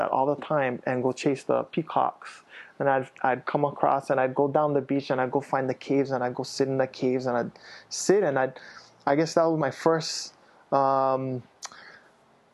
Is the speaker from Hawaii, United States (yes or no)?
yes; Kailua, Hawaii, United States; also born or lived in Waimanalo; I grew up in Kailua and Waimanalo